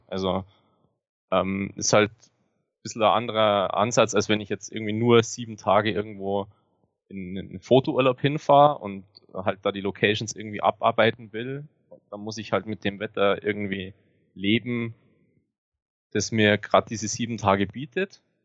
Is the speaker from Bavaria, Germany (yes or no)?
yes; Grainau, Bavaria, Germany; Ich bin ähm, geboren am Fuße der Zugspitze in den Bayerischen Alpen und lebe seit meiner Geburt hier ähm, war nur während dem Studium mal weg